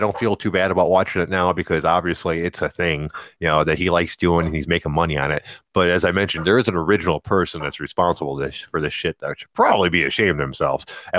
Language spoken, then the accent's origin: English; Detroit, Michigan, United States; growing up in Detroit around people that were juggalos